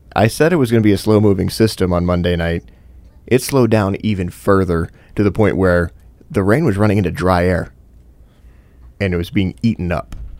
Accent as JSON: {"language": "English", "region": "Michigan", "country": "United States", "tie": "born or raised there", "also_born_or_lived": "Texas", "moved": "as an adult", "said": "As somebody that moved down to Texas for two years after growing up in Michigan"}